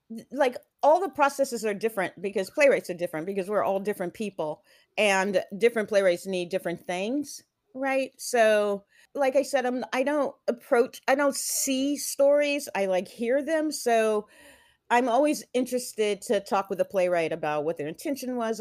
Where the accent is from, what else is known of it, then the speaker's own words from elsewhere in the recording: Houston, Texas, United States; also born or lived in Atlanta, Georgia; I moved from Atlanta to Texas